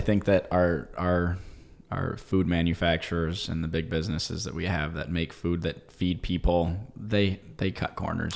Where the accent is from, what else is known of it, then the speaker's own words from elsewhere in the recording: United States; I love being an American.